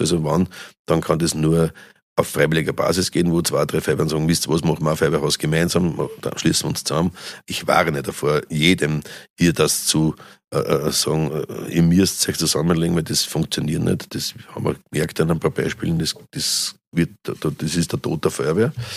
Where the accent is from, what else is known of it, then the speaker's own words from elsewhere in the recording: Austria; also born or lived in St. Pölten; bei uns in Österreich